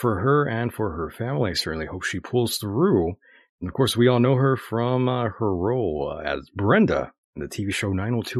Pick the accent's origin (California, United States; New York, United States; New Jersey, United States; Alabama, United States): California, United States; El Centro; she's from here in my hometown.